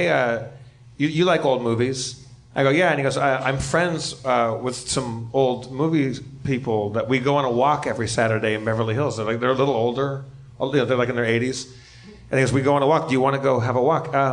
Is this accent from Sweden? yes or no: yes; Sweden; born there; Where are you from? I was like, I was born in Sweden.